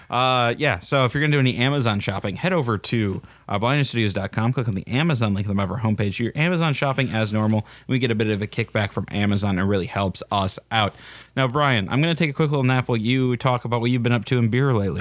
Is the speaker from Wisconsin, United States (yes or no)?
yes; Wisconsin, United States